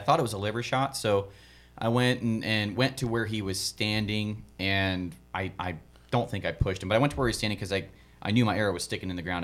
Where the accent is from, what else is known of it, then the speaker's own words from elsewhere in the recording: the East, United States; I'm a hunter from East